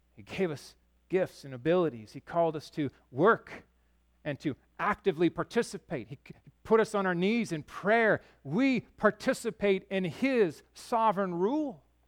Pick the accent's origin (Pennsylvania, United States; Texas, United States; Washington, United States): Washington, United States; Yakima; also born or lived in Chicago; I grew up in Yakima on, on the west side where the pastures and everything were